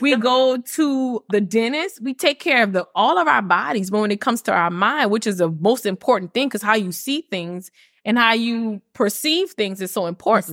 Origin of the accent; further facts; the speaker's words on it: Lafayette, Louisiana, United States; also born or lived in Ruston, Louisiana; I moved from Ruston, Louisiana, which is right next to Grambling, and I came back home to Lafayette